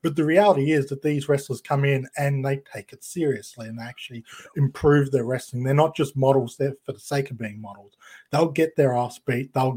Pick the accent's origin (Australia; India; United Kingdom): Australia; accent: Australian; the dulcet tones of my Australian accent